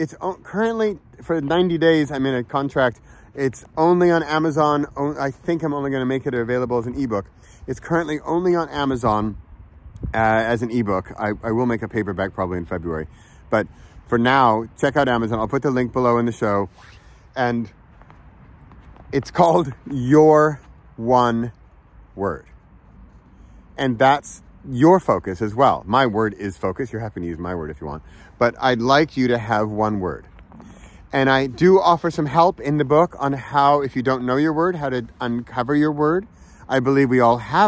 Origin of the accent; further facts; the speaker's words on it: Southern California, United States; moved away; I was born in California, grew up in Southern California